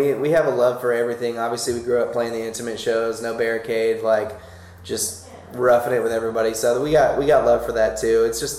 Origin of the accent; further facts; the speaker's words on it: Florida, United States; growing up, we're all from Florida